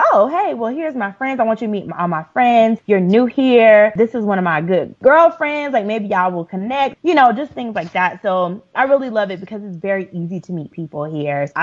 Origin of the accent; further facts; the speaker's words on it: Atlanta, Georgia, United States; now in South Africa; I'm from Atlanta